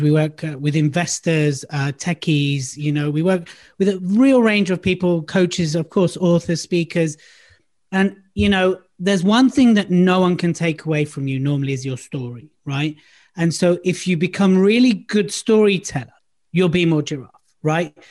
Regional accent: London, United Kingdom; moved away as an adult; also born or lived in Surrey; now in Devon, United Kingdom; I lived in London most of my life. I was born in London. I've lived all over London. I'm a North London boy

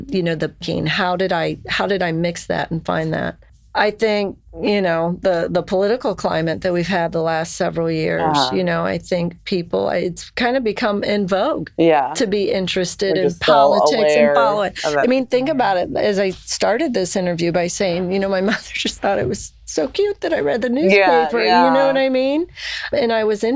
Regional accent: Lima, Ohio, United States; people that I grew up with in Lima

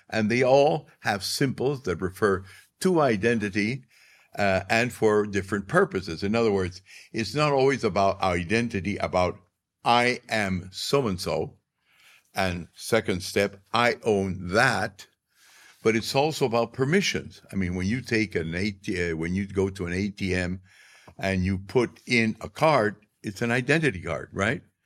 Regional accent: Arequipa, Peru; my hometown, Arequipa

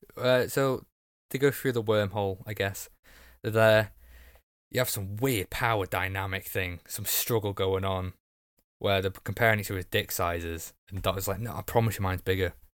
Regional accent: Wales, United Kingdom; I'm Welsh too.

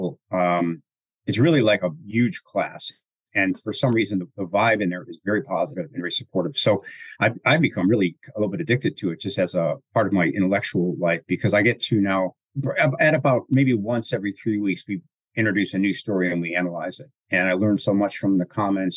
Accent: Chicago, Illinois, United States; accent: Chicago; my Chicago accent

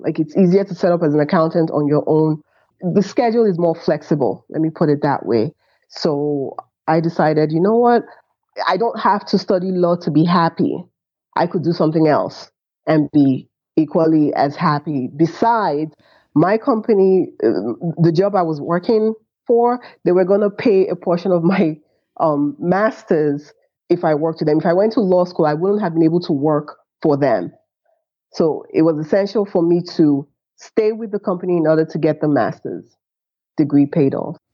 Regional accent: Nigeria

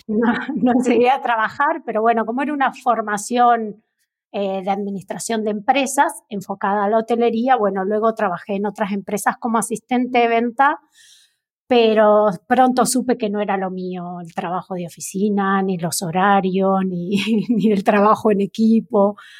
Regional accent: Neuquén, Argentina; also born or lived in La Plata, Buenos Aires / northern Buenos Aires Province / Buenos Aires; a mis ocho años me vine a Neuquén, que es la provincia de mi madre. Y ya aquí pasé casi toda la escolarización

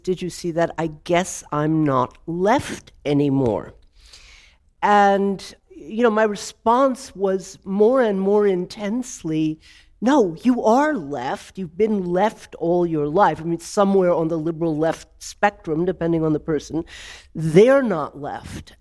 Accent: Georgia, United States; now in Germany; I was raised in Georgia during the civil rights movement

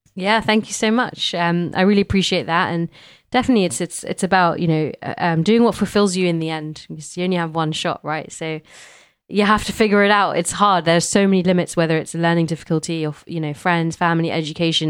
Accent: London, United Kingdom; growing up in London

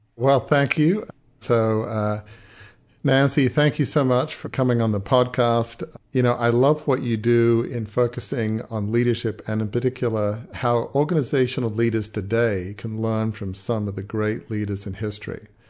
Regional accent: Australia; I'm Australian

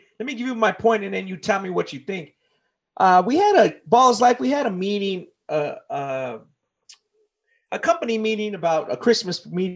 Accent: near South Gate, Southern California, United States; I grew up near Southgate in Southern California

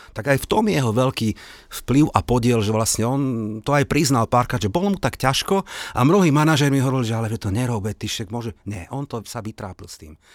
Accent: Slovakia; ja samozrejme som Slovák a nie som tam nejaký e, London boy

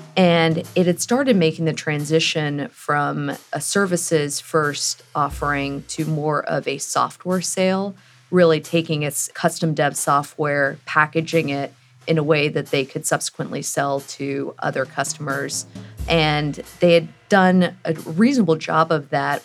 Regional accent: Houston, Texas, United States; moved away; I'm actually from Houston, Texas

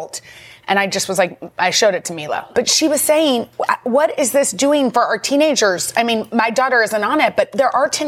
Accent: Texas, United States; moved away; I grew up in Texas

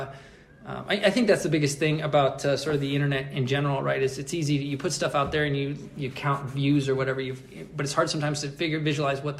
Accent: United States; as an American

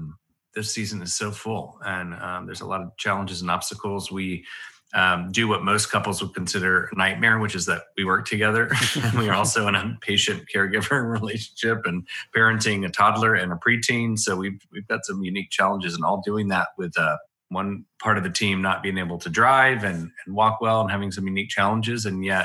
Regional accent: Washington, District of Columbia, United States; also born or lived in Montgomery; Well, I was born in Montgomery, Alabama, which is the state capital, and my dad is and was then a pastor, and lived there for a couple years, and then I moved to Washington, D.C.

